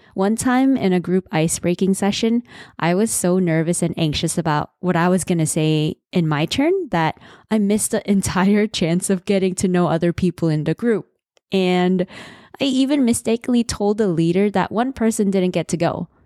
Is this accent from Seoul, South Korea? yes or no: yes; Seoul, South Korea; I was born in Seoul, the busiest city in South Korea